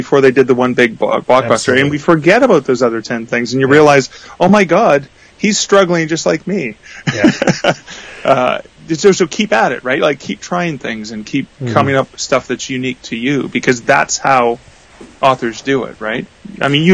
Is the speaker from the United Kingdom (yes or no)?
no; Canada; I'm Canadian